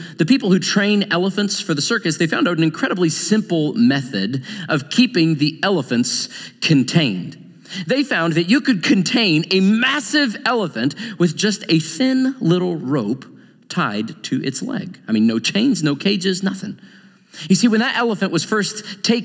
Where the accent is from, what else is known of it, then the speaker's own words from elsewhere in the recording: Joplin, Missouri, United States; moved away; my hometown